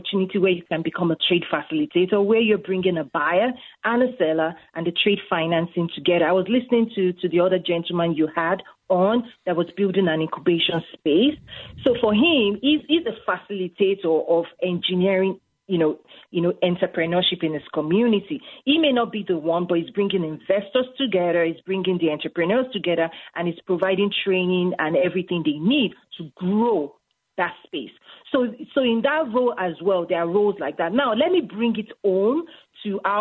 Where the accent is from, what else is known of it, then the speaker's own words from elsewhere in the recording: Nigeria; moved away as an adult; also born or lived in Bentonville, Arkansas; now in United States; I'm a naturalized American, but my background is in Africa, meaning I grew up in Africa. I got my first degree in Africa, Nigeria specifically.